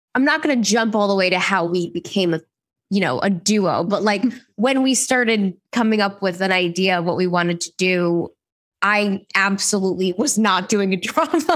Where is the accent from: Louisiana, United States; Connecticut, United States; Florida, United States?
Connecticut, United States; West Hartford; now in New York, United States; I'm a real New Yorker, but I was born and raised in West Hartford, Connecticut.